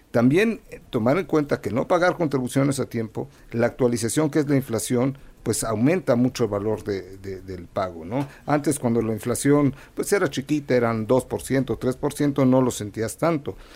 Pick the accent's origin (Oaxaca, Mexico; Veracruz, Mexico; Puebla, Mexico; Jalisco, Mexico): Puebla, Mexico; soy de Puebla y estoy triste porque nada más empata y empata.